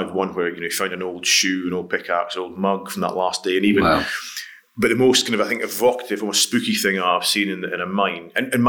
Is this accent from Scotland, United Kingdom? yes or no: yes; Scotland, United Kingdom; Yeah, up in the sort of East Highlands. So my dad was a forester on an estate.